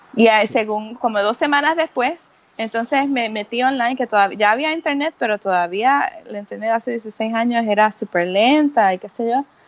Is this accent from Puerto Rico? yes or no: yes; Puerto Rico; now in New York, United States; yo vivo eh, mayormente en Nueva York, eh, pero yo soy de Puerto Rico